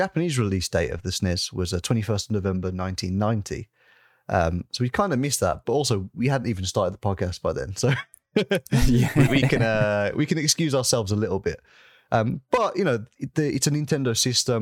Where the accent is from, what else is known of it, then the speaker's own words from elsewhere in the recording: United Kingdom; the British gentleman that I am